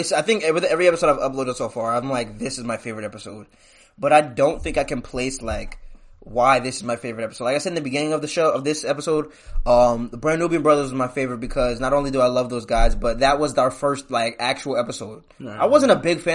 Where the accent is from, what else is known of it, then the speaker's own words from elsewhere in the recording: Trenton, New Jersey, United States; moved away; I'm coming back to support my hometown. If y'all didn't see my Trenton High video